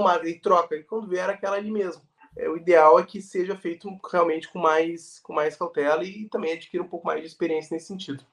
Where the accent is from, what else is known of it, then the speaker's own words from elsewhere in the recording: Porto Alegre, Rio Grande do Sul, Brazil; moved away as an adult; now in Santa Catarina, Brazil; eu sou do Rio Grande do Sul, né? Sou de Porto Alegre